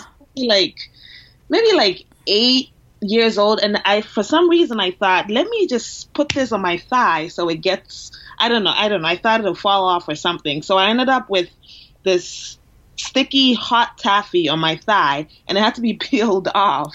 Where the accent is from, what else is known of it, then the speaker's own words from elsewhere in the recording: Ghana; now in Boston, United States; I'm from Ghana. I'm born and raised, so I moved here a while ago.